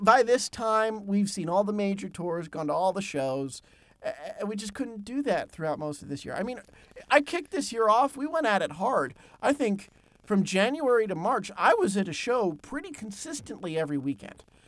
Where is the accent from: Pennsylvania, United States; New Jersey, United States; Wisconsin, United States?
Pennsylvania, United States; my home state, Pennsylvania